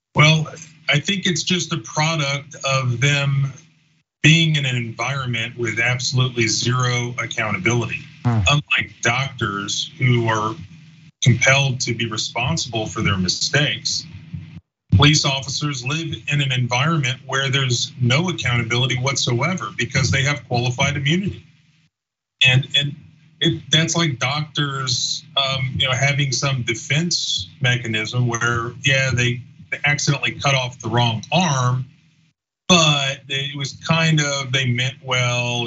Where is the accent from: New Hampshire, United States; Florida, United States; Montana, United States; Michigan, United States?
Florida, United States; I grew up in Florida